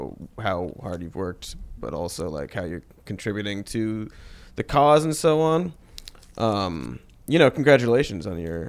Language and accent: English; Ohio, United States; moved away as an adult; also born or lived in Maine / South Carolina; now in Los Angeles, United States; I'm from the Midwest.